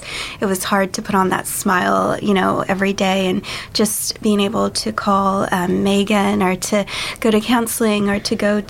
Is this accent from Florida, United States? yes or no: no; California, United States; moved away as an adult